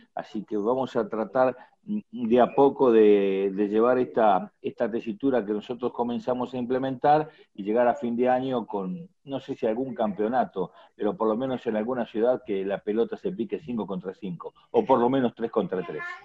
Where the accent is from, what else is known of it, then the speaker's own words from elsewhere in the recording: Junín, Buenos Aires Province, Argentina; mi ciudad que es Junín